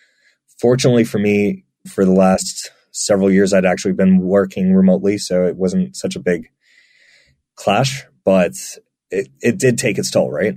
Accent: United Kingdom; now in Poland; So I've lived a very mixed life, as you can tell from my accent. I don't sound British, although I am.

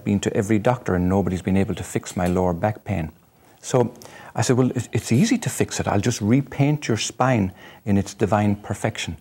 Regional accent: Ireland; I'm Irish

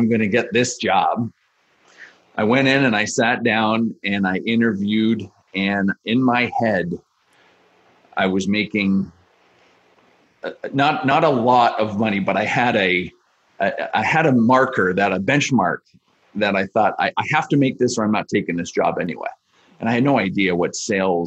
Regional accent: Niagara Falls, Ontario, Canada; moved away as an adult; also born or lived in Montreal; I grew up in Niagara Falls

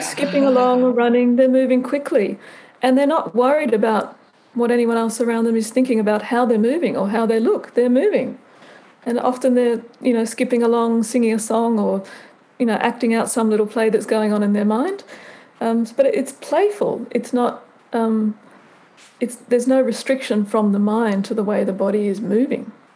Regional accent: Canberra, Australian Capital Territory, Australia; I'm Australian. I grew up in Canberra, which is the national capital.

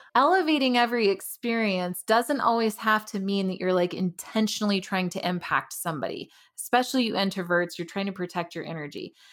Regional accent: Tucson, Arizona, United States; moved away as an adult; also born or lived in Denver, Colorado; now in Frederick, United States; I'm originally from Tucson, Arizona

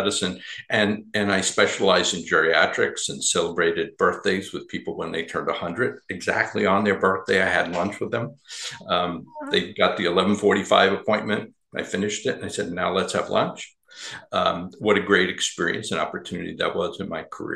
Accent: New York, United States; I grew up in New York

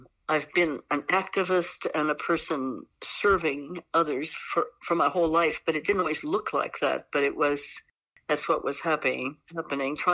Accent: West Virginia, United States; moved away; also born or lived in New England / Southwest US; I am an 80-year-old American woman, originally from West Virginia. So I come from the Appalachian Range

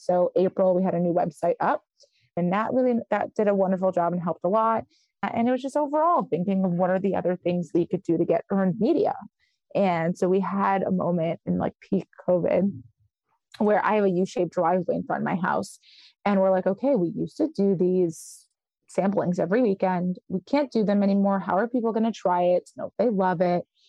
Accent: New York City, New York, United States; also born or lived in Israel / Westchester County, New York; I was born in Israel, and my parents are from the former Soviet Union, and so we came here. and I grew up in Brooklyn

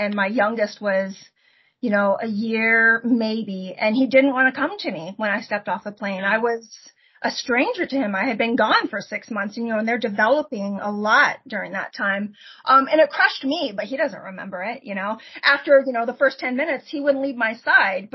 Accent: Port Orchard, Washington, United States; moved away as an adult; I grew up in Port Orchard, Washington, right across the, you know, Puget Sound from Seattle area

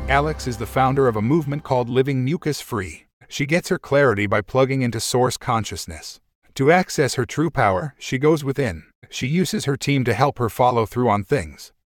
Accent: Italy; also born or lived in Germany / Switzerland / Cape Town, South Africa; I'm originally German. I grew up in Italy and went to Swiss boarding school, studied internationally, worked internationally, and then eventually settled in in South Africa in Cape Town for 16 years

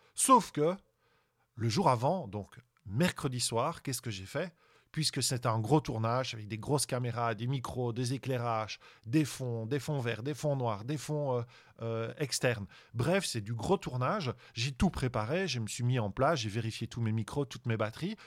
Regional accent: Belgium; je suis belge

